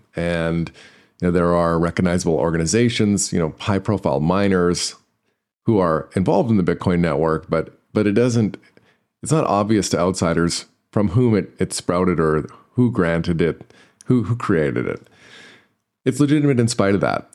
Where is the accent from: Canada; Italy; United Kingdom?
Canada; I'm Canadian